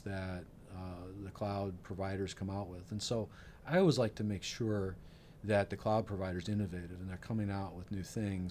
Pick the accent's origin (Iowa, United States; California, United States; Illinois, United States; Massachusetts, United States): Iowa, United States; also born or lived in Ames, Iowa; I grew up in Iowa. I'm from small town Iowa. I grew up in a community of 4,500 people